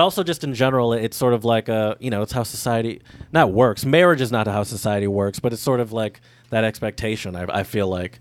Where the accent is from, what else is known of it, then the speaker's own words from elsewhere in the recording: Midwest, United States; we're from the Midwest